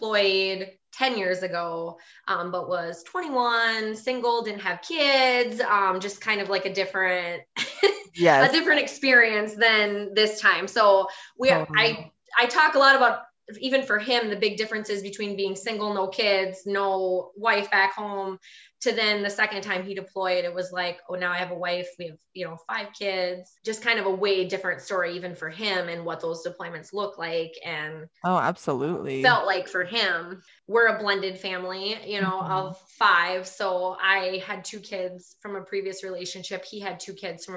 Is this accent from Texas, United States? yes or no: no; Wisconsin, United States; I'm from Wisconsin, as you might be able to tell from my accent.